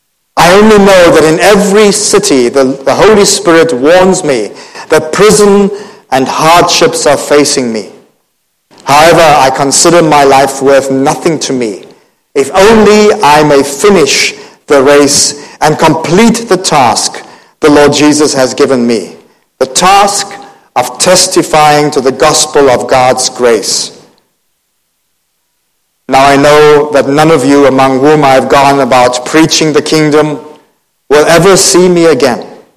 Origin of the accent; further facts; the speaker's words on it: Cape Town, Western Cape, South Africa; born there; moved away; also born or lived in Thailand; I was born in Cape Town. We came to Asia in 1984 and lived for about maybe 22 years in Thailand.